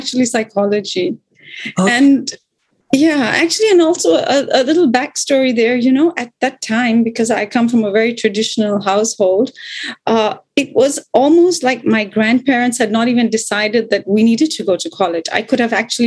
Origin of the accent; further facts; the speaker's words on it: Bangkok, Thailand; also born or lived in India / Los Angeles; I live in Bangkok, Thailand, which is in Southeast Asia. And this is really my home where I live most of my life.